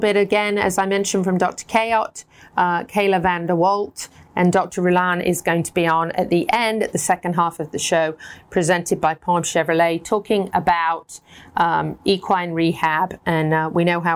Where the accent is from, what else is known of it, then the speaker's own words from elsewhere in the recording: United Kingdom; moved away as an adult; now in United States; we have lots of British words